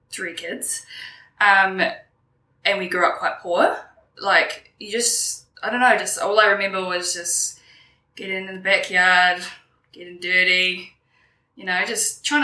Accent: Wellington, New Zealand; I grew up on the Kapiti coast with my mother and one of my brothers.

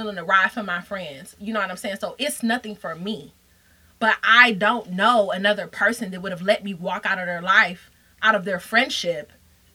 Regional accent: Detroit, Michigan, United States; moved away; I'm from Detroit

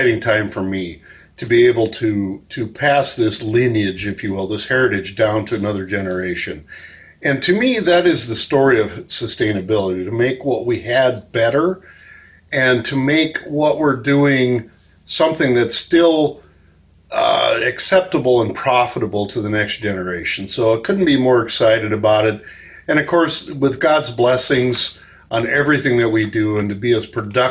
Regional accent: South Dakota, United States; I'm a farmer from South Dakota.

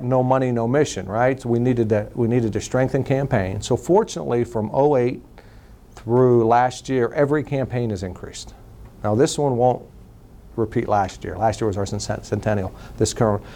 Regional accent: New Castle, Pennsylvania, United States; now in Youngstown, United States; being that I grew up in Newcastle, so I watched Pittsburgh um, uh, news

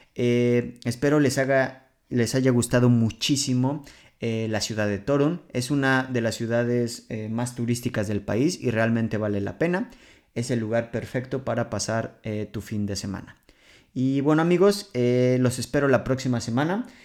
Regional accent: Mexico City, Mexico; moved away as an adult; now in Poland; provengo de la Ciudad de México

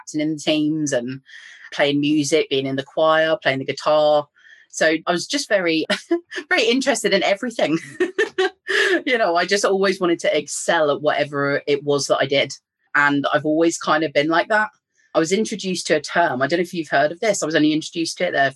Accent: England, United Kingdom; moved away as an adult; now in Northern Ireland, United Kingdom; you can probably tell from my accent, I'm from England, but I live in Northern Ireland and I've been over here for about 10 years

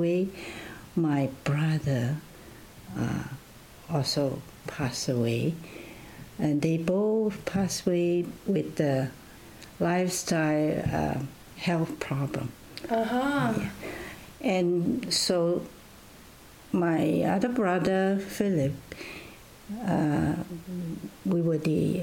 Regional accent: China; also born or lived in Loma Linda, United States / Vancouver, Canada / Hergelia, Romania; now in Canada; where I was born, then it was in China

